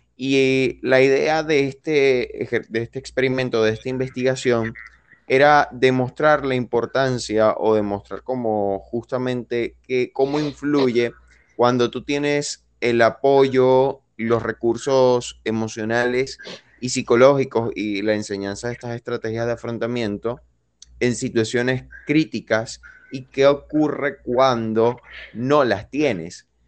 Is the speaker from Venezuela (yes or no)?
yes; Venezuela; moved away; soy venezolano